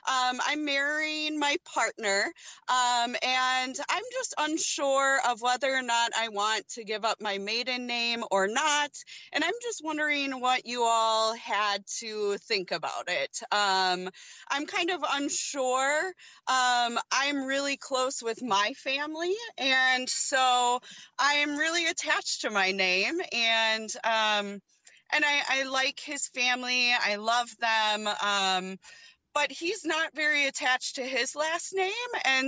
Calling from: Wisconsin, United States; So I'm calling from Wisconsin.

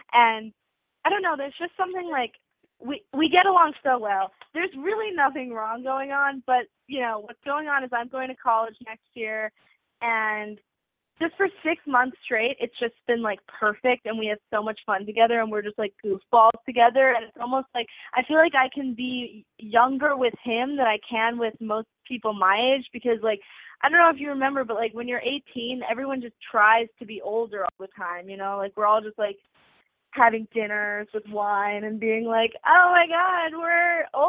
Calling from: New York City, New York, United States; I'm calling from New York City, and I'm 18.

